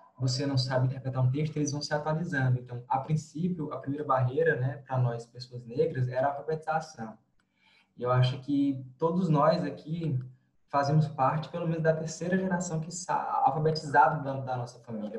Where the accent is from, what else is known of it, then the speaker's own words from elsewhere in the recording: Piauí, Brazil; moved away as an adult; now in Brasília, Brazil; sou piauiense, fiz graduação em Ciências Sociais na, na Federal do Piauí